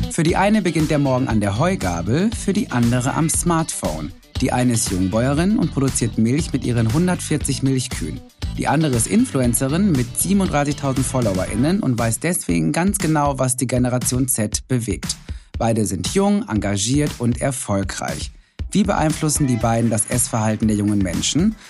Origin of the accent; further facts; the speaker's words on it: Ruhr area, North Rhine-Westphalia, Germany; ich komme aus dem Ruhrgebiet